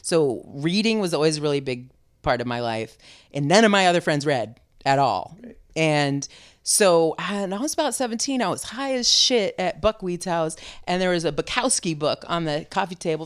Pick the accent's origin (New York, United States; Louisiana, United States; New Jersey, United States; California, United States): California, United States; San Francisco; moved away as an adult; also born or lived in Vermont / Richmond, California; now in Oakland, United States; I still claim being from San Francisco